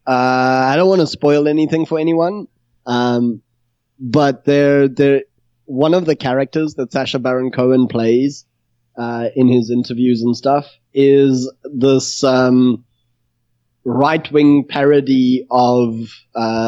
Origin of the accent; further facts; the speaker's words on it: South Africa; I'm South African